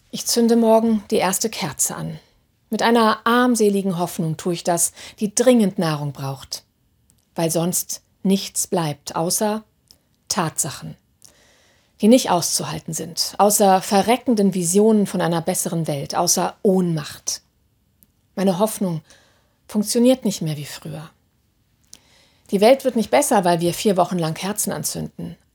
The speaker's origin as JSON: {"language": "German", "town": "Hannover", "region": "Lower Saxony", "country": "Germany", "tie": "born or raised there", "said": "die letzten Samstag in meiner Heimatstadt Hannover aufmarschiert sind"}